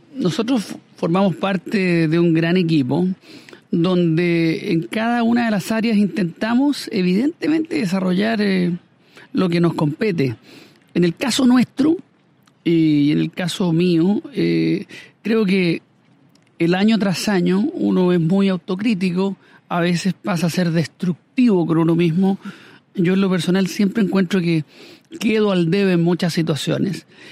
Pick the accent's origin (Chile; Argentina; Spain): Chile; a mí como chileno, como hombre